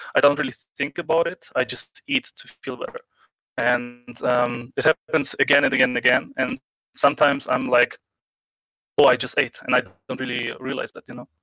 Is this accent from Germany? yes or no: yes; Germany; I'm from Germany.